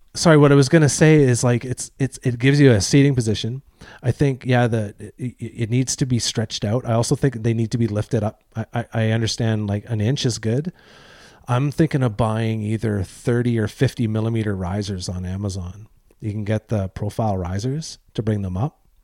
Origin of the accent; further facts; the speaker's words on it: Eastern Canada, Canada; I'm from Eastern Canada